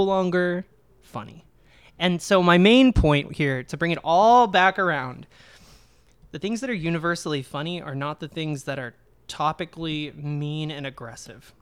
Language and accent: English; United States; growing up in America, it's like you get abstinence only sex education